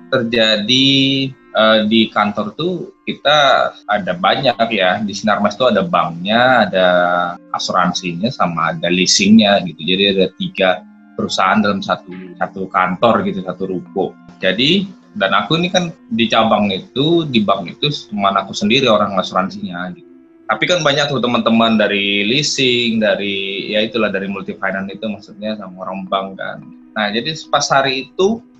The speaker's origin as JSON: {"language": "Indonesian", "town": "Medan", "region": "North Sumatra", "country": "Indonesia", "tie": "born there", "said": "Ini dia tahu aku dari Sumatera uh, mungkin mau tahu tepatnya di mana gitu kan. Coba saya udah lahir di Medan Thomas mas, gini."}